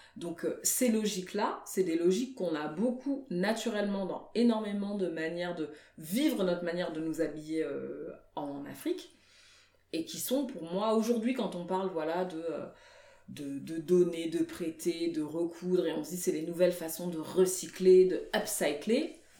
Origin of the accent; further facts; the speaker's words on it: Paris, Île-de-France, France; also born or lived in Guinea (ancestry); je suis d'origine guinéenne, en fait je suis née à Paris, mais je suis d'origine guinéenne